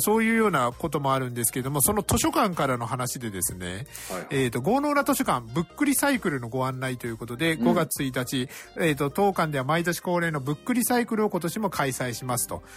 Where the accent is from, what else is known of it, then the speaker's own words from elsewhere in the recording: Kitakyushu, Fukuoka, Japan; 僕はあの、小倉出身なので